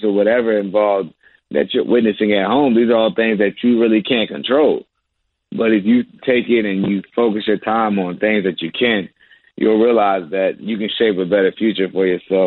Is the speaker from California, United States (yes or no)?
no; Virginia, United States; moved away as an adult; also born or lived in Maryland; now in Charlotte, United States; I'm a Virginia boy. I'm from Virginia.